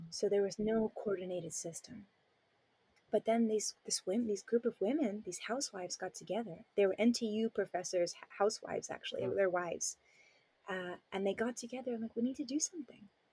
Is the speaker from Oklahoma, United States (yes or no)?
no; Southern California, United States; moved away as an adult; now in Taiwan; I grew up in Southern California